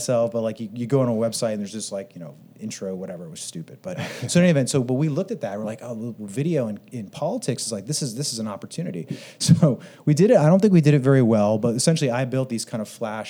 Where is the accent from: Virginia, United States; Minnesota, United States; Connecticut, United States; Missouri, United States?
Connecticut, United States; moved away as an adult; now in Austin, United States; I'm from New England originally. I'm from Connecticut and I moved about 10 years ago